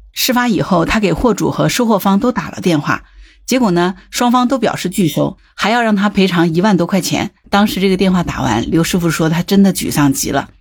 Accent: Zhejiang, China; 作为浙江人啊

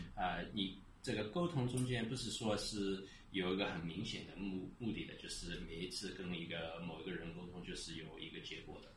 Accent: United States; now in Shanghai, China; 我从小在国外长大的，呃，我是四岁移民到美国去的

